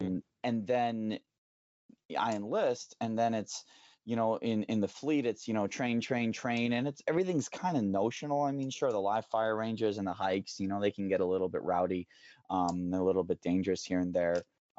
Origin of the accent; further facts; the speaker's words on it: Thailand; There wasn't anything exotic or unique about a foreign language to me, growing up in Thai and running around speaking Thai and then Burmese and stuff.